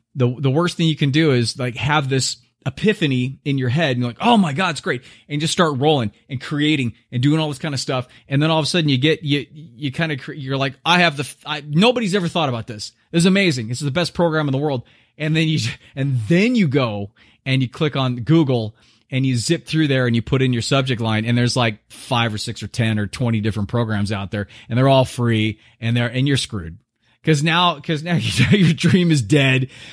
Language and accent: English; United States